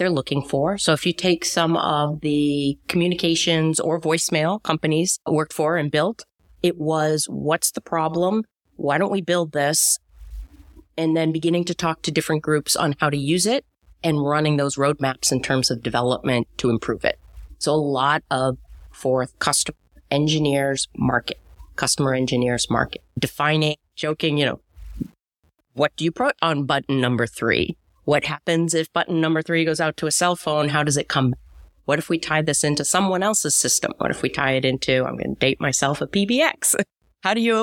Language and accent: English; Goffstown, New Hampshire, United States; I grew up in New Hampshire, Goffstown, New Hampshire